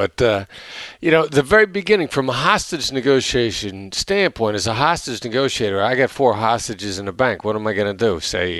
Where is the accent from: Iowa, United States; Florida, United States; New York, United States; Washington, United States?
Iowa, United States; I mean, I come from this Midwestern blue-collar background, small town in Iowa, where, and I know my accent doesn't sound like a small town in Iowa